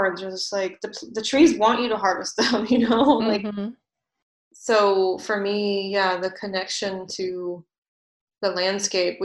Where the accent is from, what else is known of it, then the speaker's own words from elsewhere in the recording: Virginia, United States; moved away; also born or lived in Vermont; my hometown at one point in Virginia